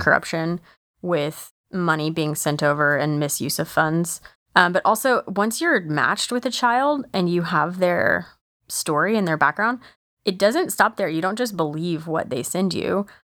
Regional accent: United States; I'm an American

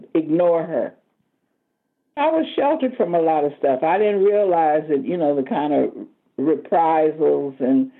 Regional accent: Oakland, California, United States; also born or lived in Sacramento, California; I grew up in West Oakland, and then we moved to Sacramento for a while, and then we eventually moved up here to 33rd

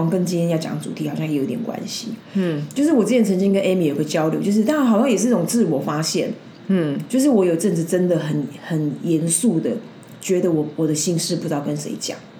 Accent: Taiwan; 我们台湾人就是比较humble

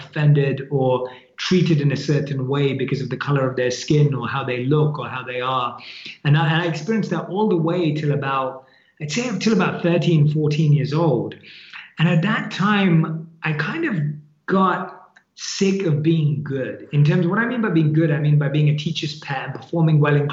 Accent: London, United Kingdom; born and raised in London. That's where I grew up, and that's where my family is

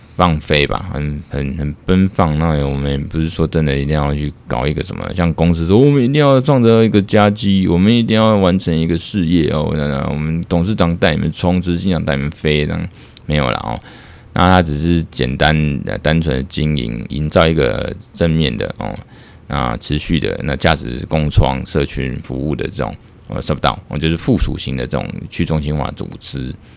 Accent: Taiwan; 所以我们台湾这边有时候也要看美国那边的一些呃提案啊

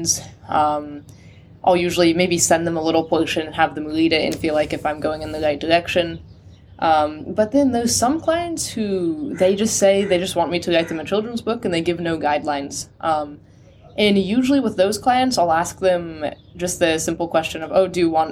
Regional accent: California, United States; moved away; I'm from America. I'm from California. Yeah, far north in California.

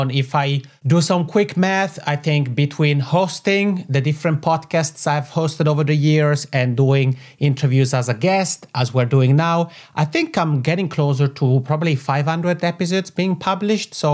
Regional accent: Italian-speaking part of Switzerland, Italian-speaking Switzerland, Switzerland; accent: macaroni; I have this funny macaroni accent because I come from the Italian speaking part of Switzerland.

